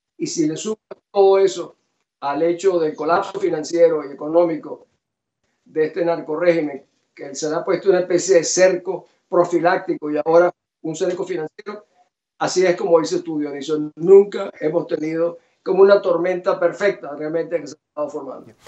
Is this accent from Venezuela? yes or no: yes; Venezuela; moved away; also born or lived in Guatemala; mi país